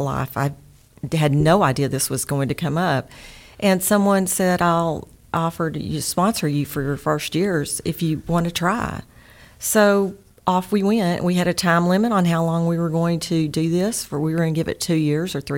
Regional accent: East Texas, United States; accent: East Texas; my East Texas accent

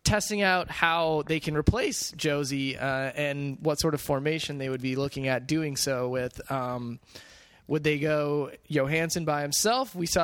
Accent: Minneapolis, Minnesota, United States; moved away; Minneapolis is my hometown

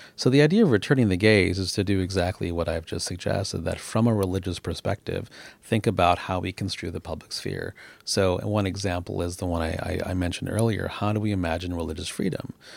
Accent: United States; moved away as an adult; now in Canada; an American who's now a naturalized Canadian

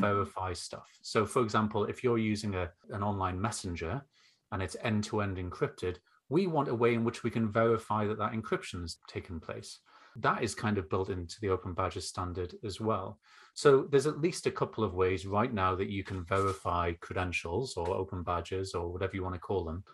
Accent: North East England, United Kingdom; as you can hear, probably from my accent, um, I grew up and now live in the northeast of England

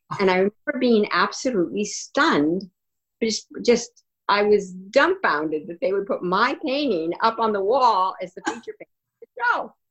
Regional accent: Iowa, United States; also born or lived in Cedar Rapids, Iowa; now in Manchester, United States; I'm originally from Iowa

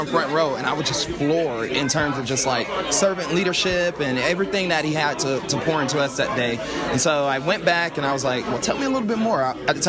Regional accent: Atlanta, Georgia, United States; also born or lived in Alabama; I'm originally from Atlanta, born and raised.

